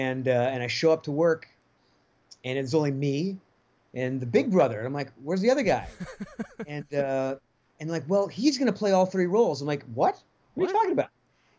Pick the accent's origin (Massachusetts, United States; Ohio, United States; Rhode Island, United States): Rhode Island, United States; also born or lived in Los Angeles, California; now in Nashville, United States; I'm from Rhode Island originally